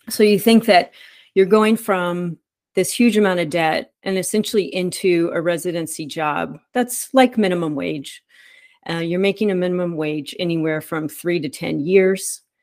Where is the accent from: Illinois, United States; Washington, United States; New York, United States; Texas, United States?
Texas, United States; Dallas; I grew up in Dallas